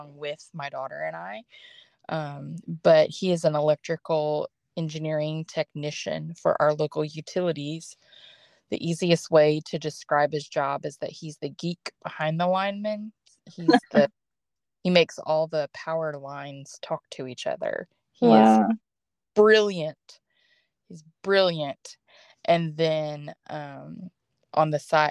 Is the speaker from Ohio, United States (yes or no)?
yes; Ohio, United States; moved away as an adult; now in Ringgold, United States; I'm a proud Ohioan